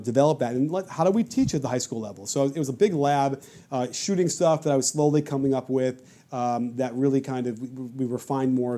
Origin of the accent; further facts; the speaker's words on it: Chicago, Illinois, United States; moved away; I grew up in Chicago